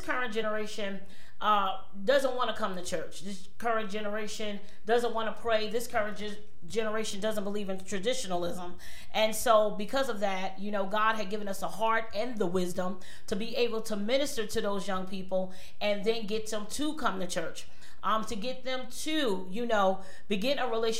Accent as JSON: {"language": "English", "region": "New Jersey", "country": "United States", "tie": "born or raised there", "also_born_or_lived": "Cincinnati, Ohio", "moved": "yes", "lives_now": "Cleveland, United States", "said": "I was born in Cincinnati, but I was raised in New Jersey"}